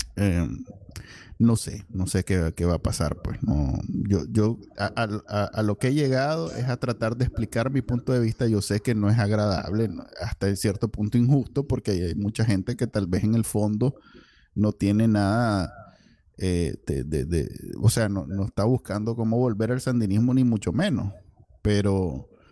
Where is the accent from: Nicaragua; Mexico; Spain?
Nicaragua; now in United States; en Nicaragua, como somos los nicas